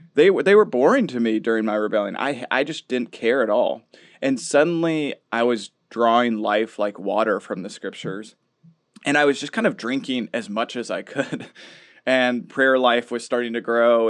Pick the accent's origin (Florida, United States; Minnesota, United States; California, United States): Minnesota, United States; We grew up in Minnesota